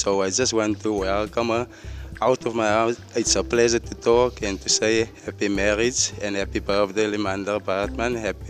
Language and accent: English; Port Elizabeth, Eastern Cape, South Africa; I'm South Africans in English, man. Right … I'm from Port Elizabeth.